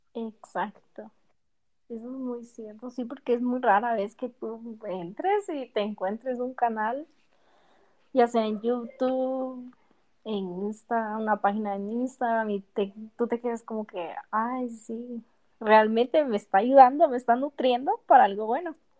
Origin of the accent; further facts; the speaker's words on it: Guatemala; Soy de Guatemala.